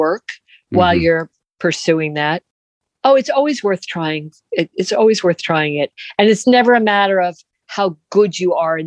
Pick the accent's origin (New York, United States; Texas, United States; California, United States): New York, United States; New York City; I'm a New Yorker